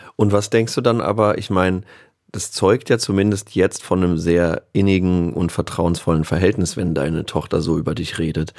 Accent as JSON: {"language": "German", "region": "Berlin", "country": "Germany", "tie": "born or raised there", "said": "hier Kreuzberg, wo mhm. ich einfach aufgewachsen bin"}